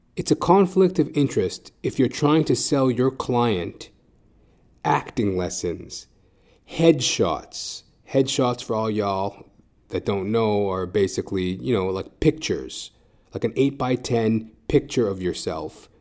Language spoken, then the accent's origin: English; Edmonton, Alberta, Canada; now in Toronto, Canada; I am originally from Edmonton, Alberta, Canada